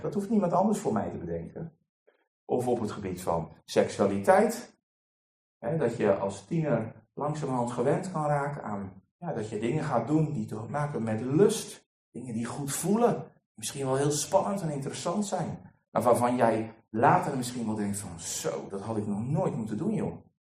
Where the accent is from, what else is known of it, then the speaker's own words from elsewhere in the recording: Netherlands; we als Nederlanders